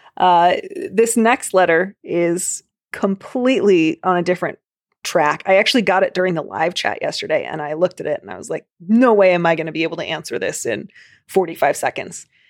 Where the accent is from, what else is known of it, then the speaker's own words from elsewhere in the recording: Chicago, Illinois, United States; accent: Chicago; My stupid Chicago accent's gonna come back